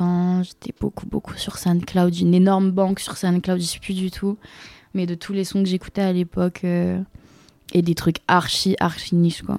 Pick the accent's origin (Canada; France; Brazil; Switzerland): France; Rennes, Brittany; je viens de Rennes